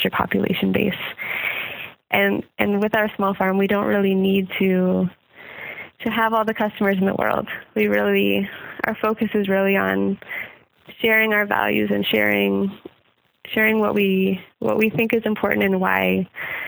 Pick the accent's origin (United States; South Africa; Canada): Canada; Ontario; moved away as an adult; also born or lived in Manitoba; now in Nova Scotia, Canada; We both grew up in Ontario. I grew up both in Manitoba and Ontario